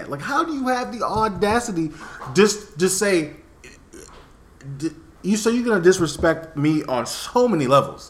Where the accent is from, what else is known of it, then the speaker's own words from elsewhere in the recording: Miami, Florida, United States; also born or lived in West Palm Beach; my friends in Miami that I grew up